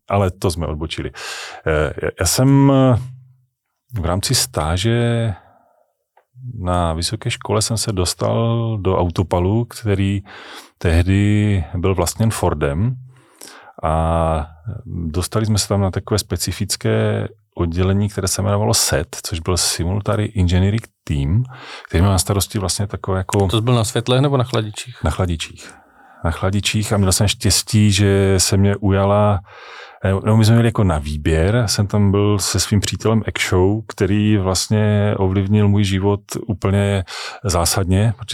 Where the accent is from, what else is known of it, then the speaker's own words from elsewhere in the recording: Kopřivnice, Moravian-Silesian Region, Czechia; also born or lived in Ostrava; já jsem ostravský patriot, já mám Ostravu hrozně rád, já jsem tam jsem se tam narodil, já jsem tam vystudoval, eh, jinak jsem jako z Kopřivnice